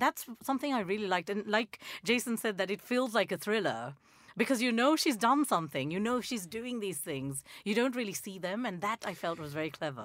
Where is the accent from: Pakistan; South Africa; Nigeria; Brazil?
Nigeria; moved away; I grew up in Nigeria